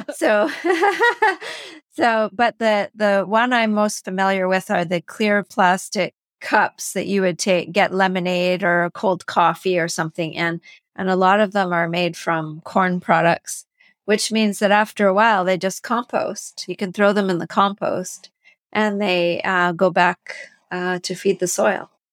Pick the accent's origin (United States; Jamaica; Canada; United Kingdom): Canada; I'm from Canada